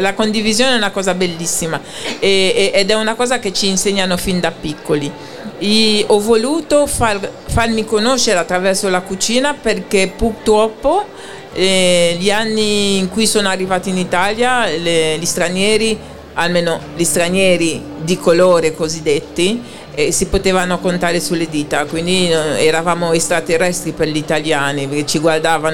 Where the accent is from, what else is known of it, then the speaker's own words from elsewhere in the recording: Haiti; moved away; io vengo da Haiti